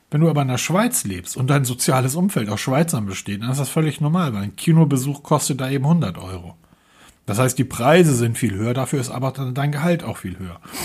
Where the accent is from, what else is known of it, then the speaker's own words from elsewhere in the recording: Northern Germany, Germany; weil wir kommen ja hier aus dem Norden